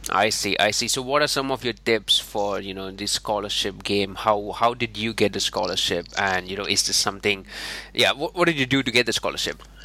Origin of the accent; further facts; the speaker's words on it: India; I'm from India